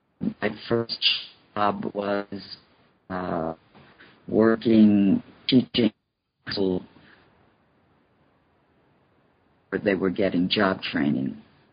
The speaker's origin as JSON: {"language": "English", "town": "Waterbury", "region": "Connecticut", "country": "United States", "tie": "born or raised there", "also_born_or_lived": "New York", "moved": "as an adult", "said": "I was born in New York, but my family moved to Waterbury, Connecticut when I was 8 months old. It was 1940"}